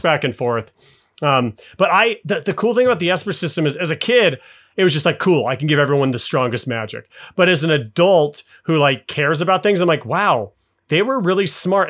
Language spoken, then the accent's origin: English; Salt Lake City, Utah, United States; I grew up in Salt Lake City